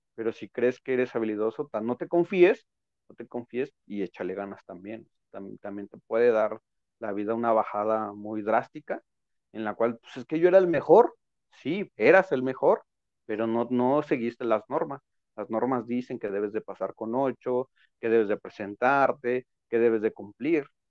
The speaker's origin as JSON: {"language": "Spanish", "country": "Mexico", "said": "nosotros como mexicanos"}